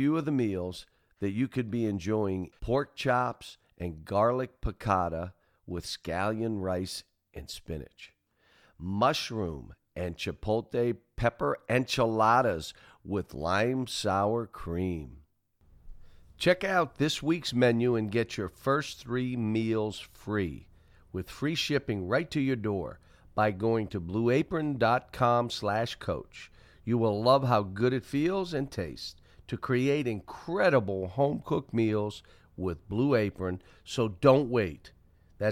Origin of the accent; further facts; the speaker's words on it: Pittsburgh, Pennsylvania, United States; moved away; I grew up in Pittsburgh